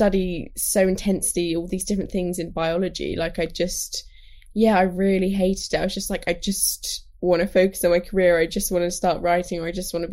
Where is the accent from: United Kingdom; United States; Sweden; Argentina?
United Kingdom; London; I grew up in London